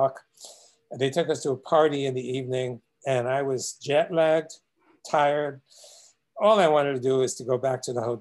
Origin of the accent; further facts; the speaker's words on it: New York City, New York, United States; I remember as a child growing up in Brooklyn, New York